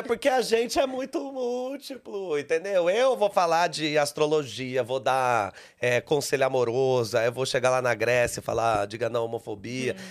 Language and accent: Portuguese; Caçapava, São Paulo, Brazil; moved away as an adult; now in São Paulo, Brazil; De Caçapava, hum. que é no Vale do Paraíba